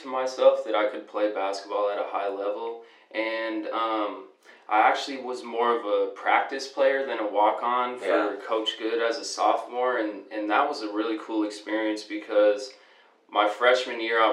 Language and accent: English; Denver, Colorado, United States; moved away as an adult; also born or lived in Southern California; I grew up in Denver, Colorado